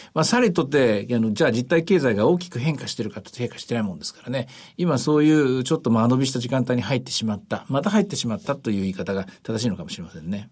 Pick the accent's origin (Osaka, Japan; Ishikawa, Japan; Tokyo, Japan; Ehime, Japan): Osaka, Japan; 私大阪出身なんでですね